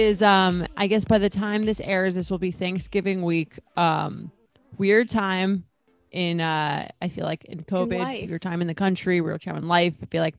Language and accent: English; Long Island, New York, United States; we're both from Long Island, so we're like, we live like relatively close